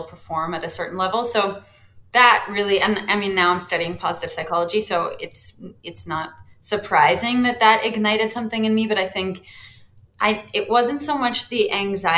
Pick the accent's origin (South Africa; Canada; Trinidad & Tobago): Canada; London, Ontario; I grew up in London